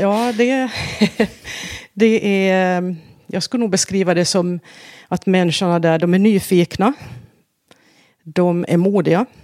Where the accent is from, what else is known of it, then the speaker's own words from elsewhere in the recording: Vaasa, Ostrobothnia, Finland; first language Swedish; moved away as an adult; now in Sweden; Vasa i Finland, ja. Mm. Um, där jag växte upp